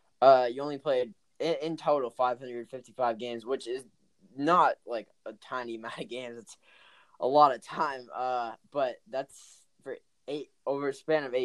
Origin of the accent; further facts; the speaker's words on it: Milton, Massachusetts, United States; I'm from right outside of Boston, like a 5-minute drive